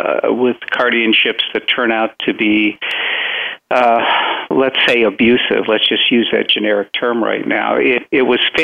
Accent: Chicago, Illinois, United States; now in Florida, United States; I'm originally Chicagoan. After we came to this country, we moved immediately to Chicago, and I have my roots in Chicago.

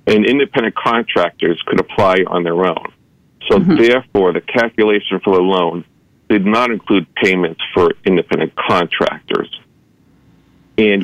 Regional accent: East Coast, United States; now in Los Angeles, United States; I grew up in the East Coast.

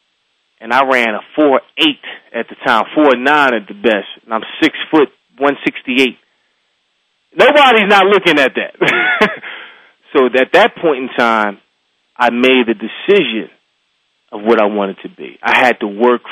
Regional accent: Philadelphia, Pennsylvania, United States; growing up in Philadelphia, Pennsylvania, went to a school called Abington

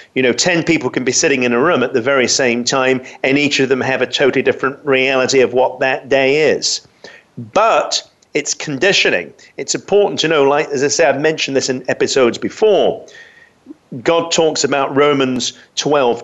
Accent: London, United Kingdom; I grew up in London

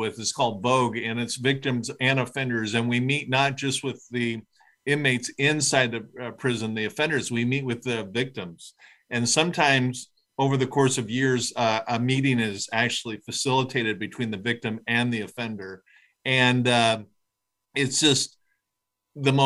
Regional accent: Southern California, United States; I grew up in Southern California, a tall, white, straight guy with a little bit of privilege.

